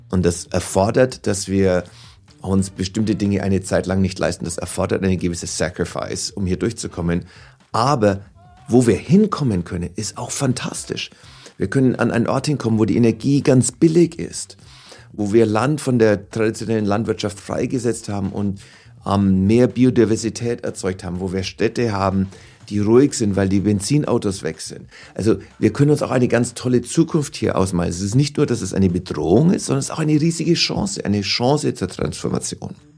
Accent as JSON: {"language": "German", "town": "Oberasbach", "region": "Bavaria", "country": "Germany", "tie": "born or raised there", "also_born_or_lived": "Altenberg", "accent": "Franconian", "moved": "as an adult", "lives_now": "New York, United States", "said": "Aufgewachsen bin ich in der Nähe von Nürnberg. Geboren in Altenberg und dann in Oberasbach"}